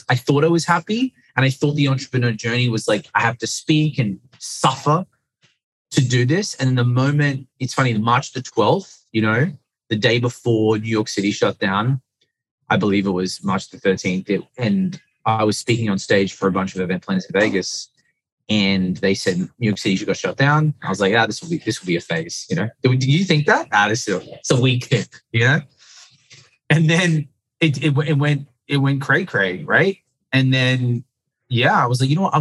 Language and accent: English; Sydney, New South Wales, Australia; I was born in Sydney, Australia